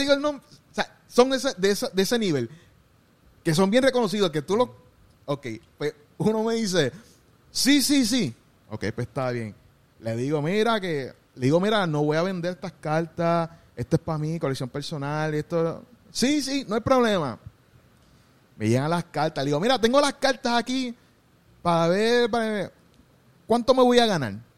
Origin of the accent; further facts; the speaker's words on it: Gurabo, Puerto Rico; yo soy de Gurabo, pero soy en Cagua